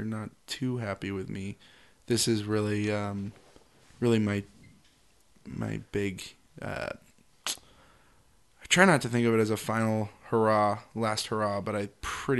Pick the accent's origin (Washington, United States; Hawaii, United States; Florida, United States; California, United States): Washington, United States; Seattle; No, I'm from Seattle.